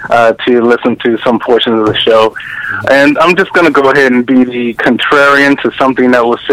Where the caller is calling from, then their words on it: Maryland, United States; calling back from Maryland.